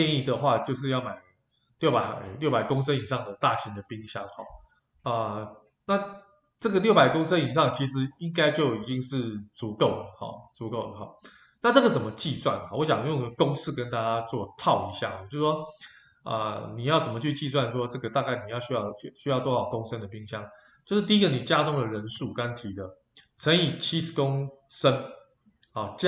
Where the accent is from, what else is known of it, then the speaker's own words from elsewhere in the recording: Taiwan; 那我觉得我们台湾人民的素质也非常的高哈。